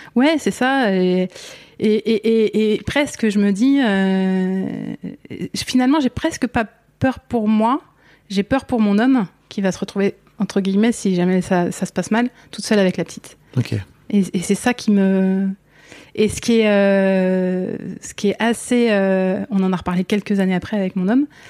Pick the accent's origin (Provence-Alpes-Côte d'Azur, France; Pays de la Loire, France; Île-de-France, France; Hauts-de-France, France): Île-de-France, France; northern Essonne, near Orly; j'ai grandi tout près, ouais, tout près d'Orly, euh, toute cette zone nord essonne